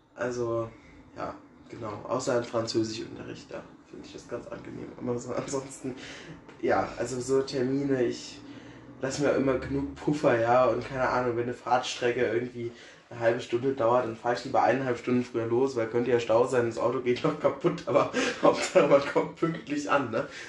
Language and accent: German; Herold, Rhineland-Palatinate, Germany; wohne in Herold und also komme da auch schon immer her. Ich wohne schon immer hier im Einrich